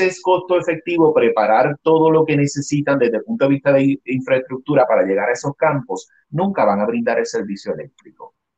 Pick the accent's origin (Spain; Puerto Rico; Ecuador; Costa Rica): Puerto Rico; Adjuntas; moved away as an adult; also born or lived in San Juan, Puerto Rico; now in Los Angeles, United States; este es mi pueblo donde nací y, estudié toda mi escuela en, eh, elemental, intermedia y superior